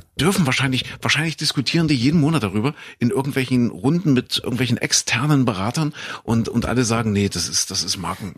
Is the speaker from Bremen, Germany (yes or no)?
no; Köthen, Saxony-Anhalt, Germany; Ich komme ja aus Kuhköthen in Sachsen-Anhalt